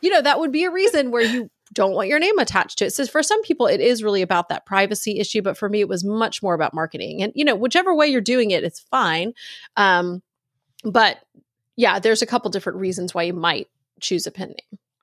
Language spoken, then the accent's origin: English; Virginia, United States; moved away as an adult; also born or lived in North Carolina; now in Texas, United States; I grew up in Virginia, Texas